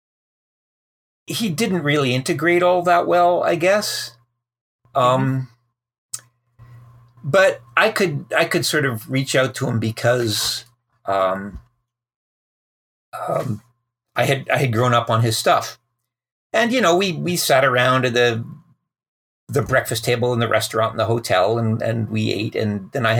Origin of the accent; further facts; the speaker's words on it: Calgary, Alberta, Canada; I grew up in Calgary in the prairies